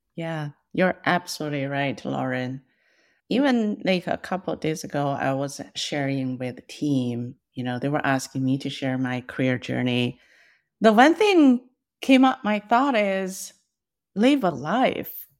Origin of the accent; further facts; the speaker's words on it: China; first language Mandarin; English is a second language; moved away as an adult; now in United States; I was born and raised in China